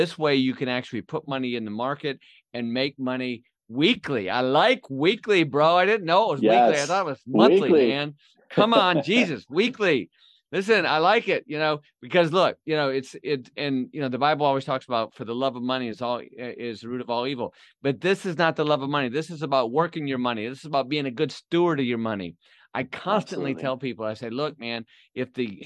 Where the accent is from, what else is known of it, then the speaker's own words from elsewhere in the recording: Flint, Michigan, United States; my hometown in Flint